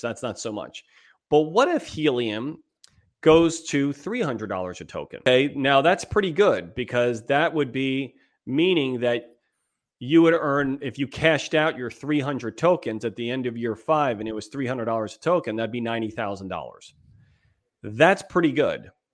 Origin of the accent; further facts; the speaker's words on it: East Coast, United States; moved away as an adult; also born or lived in New York; now in San Diego, United States; We're both from the East Coast. We've been out here since two thousand two, out in beautiful San Diego, California